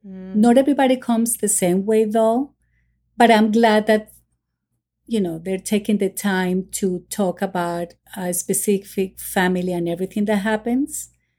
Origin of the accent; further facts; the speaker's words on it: Miami, Florida, United States; I find myself that I'm more from here than from Colombia. Although I have my roots from Colombia, but I grew up in Miami.